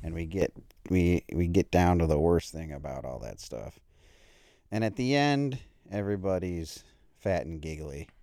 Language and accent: English; Buffalo, New York, United States; moved away; I haven't lived in Buffalo for, like, twenty-five years, but when I say I'm from Buffalo